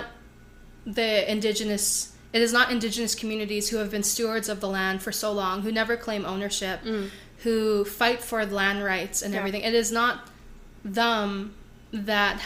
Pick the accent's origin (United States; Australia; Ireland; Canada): Canada; Redwater, Alberta; also born or lived in Lac La Biche, Alberta; I didn't grow up in Lac La Biche. I grew up in Redwater, and Redwater, it's still north.